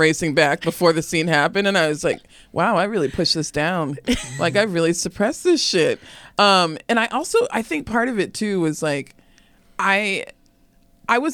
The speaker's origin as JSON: {"language": "English", "region": "Arizona", "country": "United States", "tie": "born or raised there", "said": "I grew up in Arizona"}